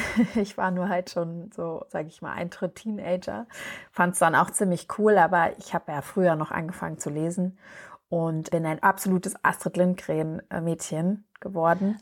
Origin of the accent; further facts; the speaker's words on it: Berlin, Germany; ich bin ja in Berlin geboren und aufgewachsen